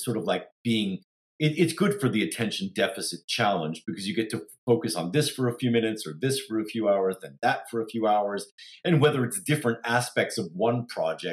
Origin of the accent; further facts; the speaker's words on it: New York, United States; moved away as an adult; also born or lived in Palo Alto; now in Los Angeles, United States; I am from New York, and probably planted the theater seed when I was growing up in New York.